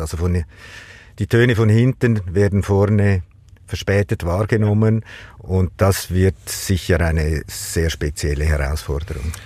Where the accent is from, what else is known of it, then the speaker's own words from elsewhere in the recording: Lake Zurich, Switzerland; ich bin äh, am Zürichsee aufgewachsen